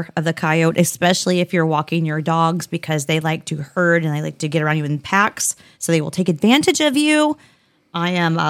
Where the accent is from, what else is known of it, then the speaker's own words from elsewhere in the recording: United States; I'm an American.